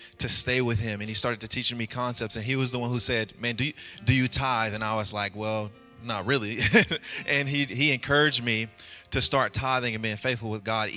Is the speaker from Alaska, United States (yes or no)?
no; Louisiana, United States; I'm from Louisiana, and my mom raised me and my 8 other siblings